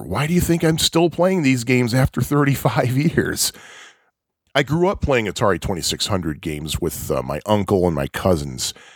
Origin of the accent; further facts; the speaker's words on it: outside of Chicago, Illinois, United States; also born or lived in Jersey Shore, New Jersey; I was born and raised outside of Chicago, and I currently live in the city of Chicago